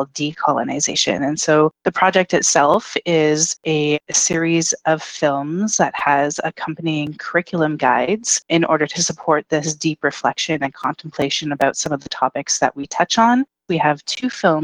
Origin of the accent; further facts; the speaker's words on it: Fox Lake Cree Nation, Northern Manitoba, Canada; also born or lived in Winnipeg, Manitoba; now in Seattle, United States; originally, I'm from Fox Lake Cree Nation, which is Treaty 5 Northern Manitoba Territory